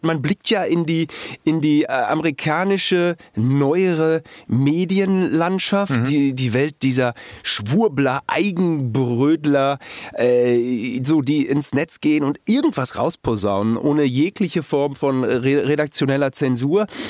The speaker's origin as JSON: {"language": "German", "country": "Germany", "said": "als Deutscher"}